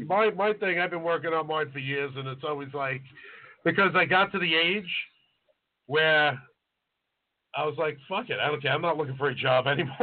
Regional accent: New York City, New York, United States; we're from Staten Island

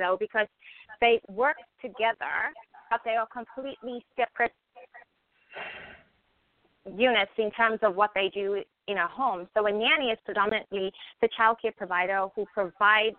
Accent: South Africa; moved away as an adult; now in United States; So I'm originally from South Africa, grew up in South Africa and was raised in South Africa.

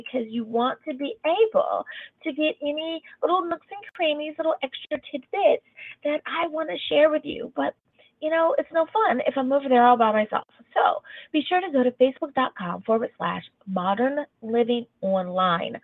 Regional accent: United States; my home country of the United States of America

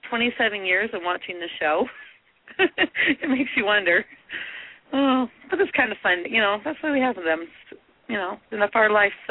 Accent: Utah, United States; I'm from Utah.

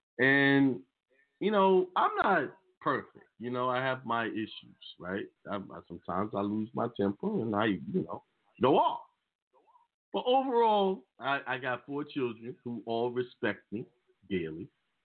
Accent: New York, United States; I was raised in New York, so that I came up in a different way, you know, take the bus.

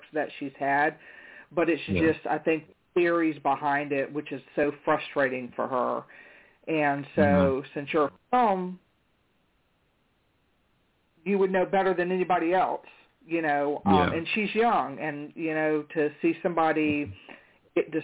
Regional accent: Charlotte, North Carolina, United States; I'm from Charlotte. That's where I was born at.

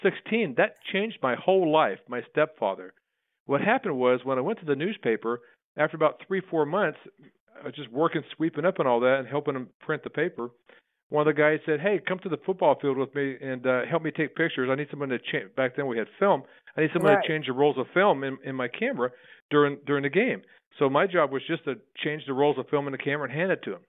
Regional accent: Winnsboro, Texas, United States; now in Austin, United States; When I grew up in East Texas, a small town called Winsboro

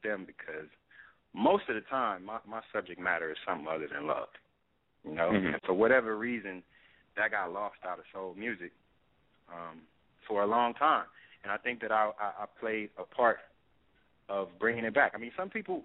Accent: Compton, California, United States; I'm from Compton

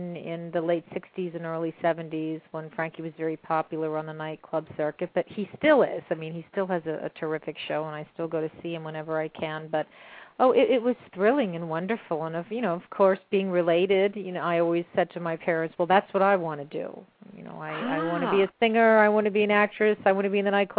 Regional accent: Mount Holly, New Jersey, United States; I grew up in Mount Holly, New Jersey

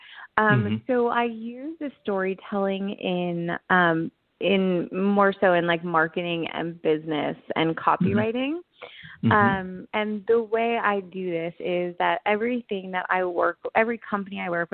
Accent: East Brunswick, New Jersey, United States; moved away as an adult; also born or lived in Manhattan, New York / Los Angeles, California; I was born in East Brunswick, New Jersey

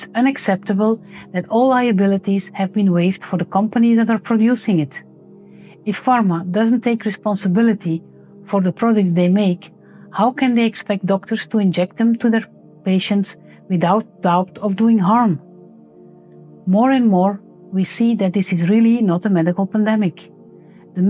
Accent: Belgium; I'm a medical doctor from Belgium

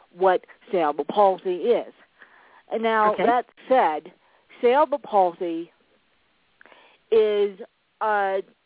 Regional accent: Aspen, Colorado, United States; I was born in Aspen, Colorado

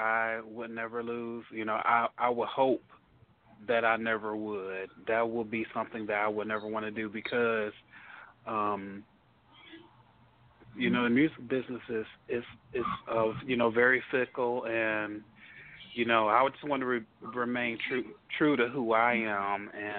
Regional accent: Detroit, Michigan, United States; now in Dallas, United States; I'm from Detroit, so Detroit has a history of house music

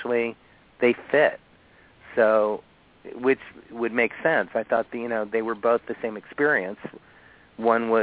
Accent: Miami, Florida, United States; moved away; my hometown of Florida, you know, in Miami

